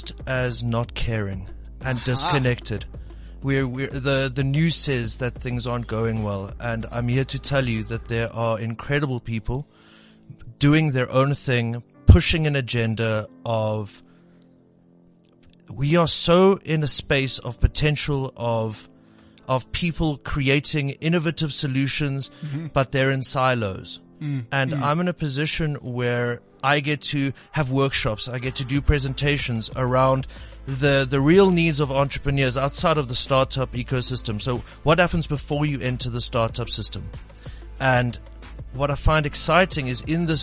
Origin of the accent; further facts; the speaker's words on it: Cape Town, Western Cape, South Africa; I'm from Cape Town